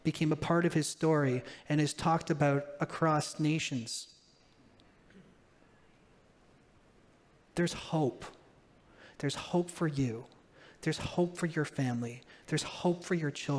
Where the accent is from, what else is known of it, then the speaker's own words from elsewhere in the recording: Ontario, Canada; moved away; I was born in Ontario.